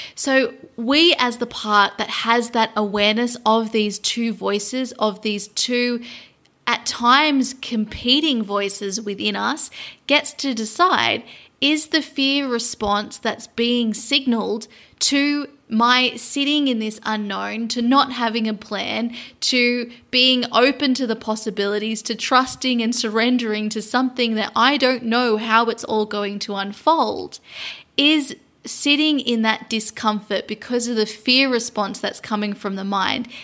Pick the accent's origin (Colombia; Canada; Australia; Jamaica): Australia; Sydney, New South Wales; moved away as an adult; also born or lived in London; my hometown in Sydney, Australia